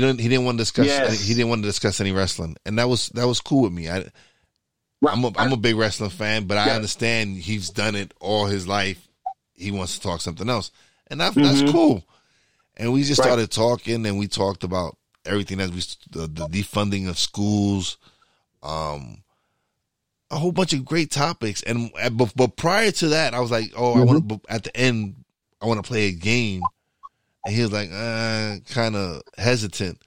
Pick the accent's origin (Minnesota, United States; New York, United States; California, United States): New York, United States; I am a New Yorker.